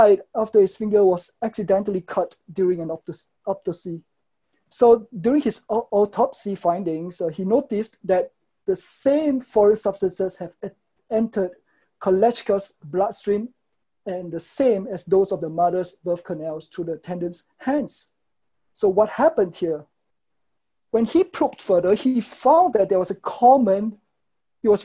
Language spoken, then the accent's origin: English; Singapore; I am from Singapore